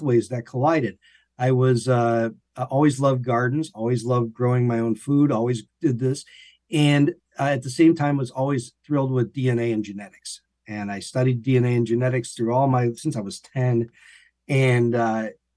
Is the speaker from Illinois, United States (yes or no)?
yes; Illinois, United States; moved away as an adult; also born or lived in Florida; now in Gainesville, United States; I'm from Illinois originally